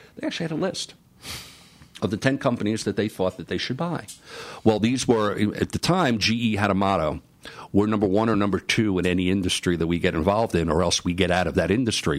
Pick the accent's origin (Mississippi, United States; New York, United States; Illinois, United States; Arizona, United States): New York, United States; New York City; moved away as an adult; I'm a kid from the Bronx